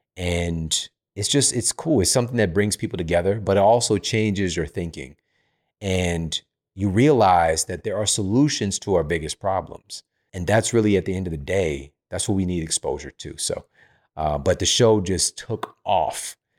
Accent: St. Louis, Missouri, United States; moved away; I'm from Saint Louis. It's pretty flat.

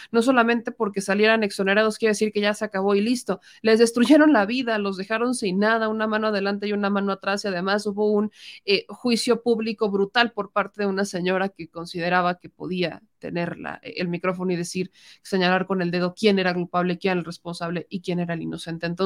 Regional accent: Mexico; gente que nace aquí, que crece aquí, que trabaja aquí, que son nuestros somos, paisanos, somos mexicanos

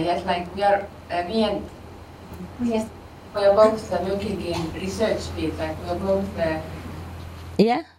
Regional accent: Austria; I belong to the German group. I'm from Austria.

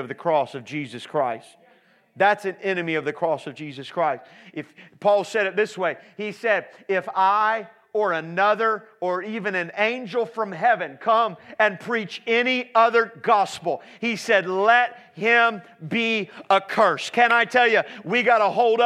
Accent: Indianapolis, Indiana, United States; I'm from Indianapolis, Indiana

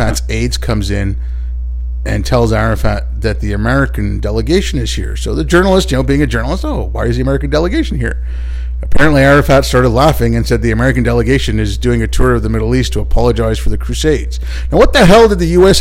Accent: India; I was born in India

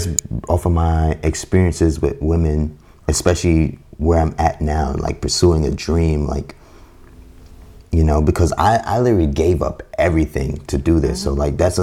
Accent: New York City, New York, United States; I was raised in a very hostile environment growing up in the Bronx

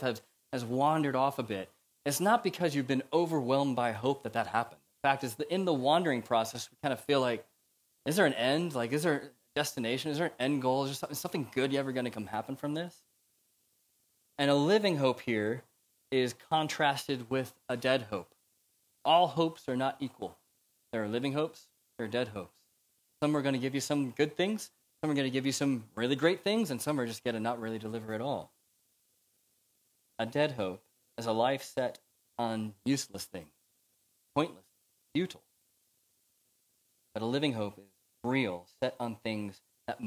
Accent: United States; accent: American; now in United Kingdom; you can tell from my accent, I'm America

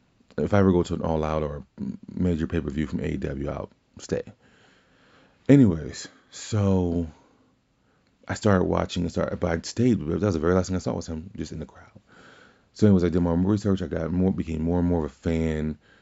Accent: the South, United States; because I'm from the South, there was times where I was getting WWE and then NWA, WCW.

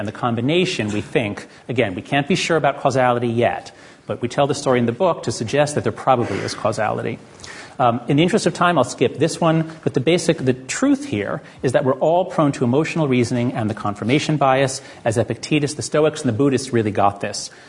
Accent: United States; I'm an American

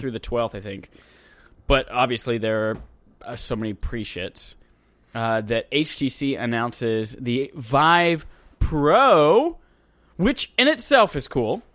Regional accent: Wales, United Kingdom; I'm Welsh.

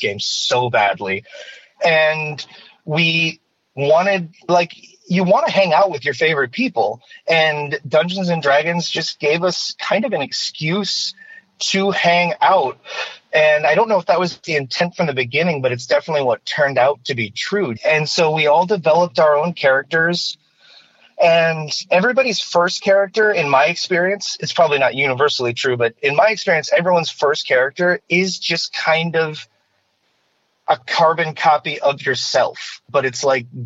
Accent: Michigan, United States; moved away as an adult; now in Altadena, United States; growing up in the Midwest

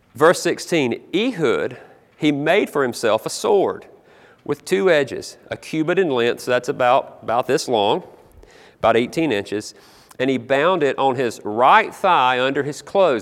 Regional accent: South Carolina, United States; I grew up in South Carolina

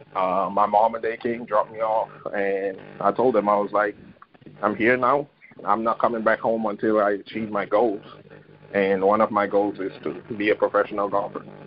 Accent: Bethel, Tobago, Trinidad & Tobago; moved away as an adult; growing up in Bethel, uh, Trinidad, and Tobago, it's a small village.

